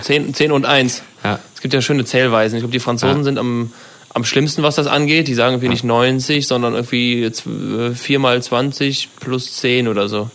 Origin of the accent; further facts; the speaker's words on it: Germany; da sind wir als Deutsche schon echt äh, ganz, ganz weit oben